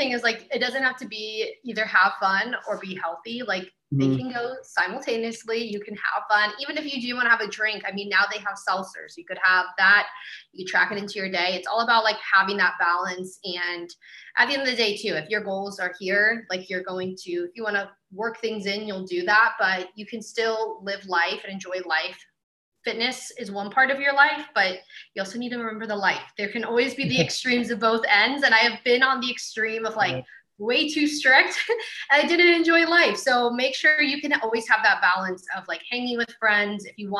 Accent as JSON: {"language": "English", "country": "Ireland", "said": "And I'm Irish."}